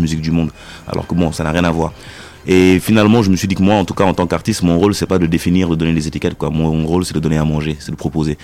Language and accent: French; Senegal; je suis sénégalais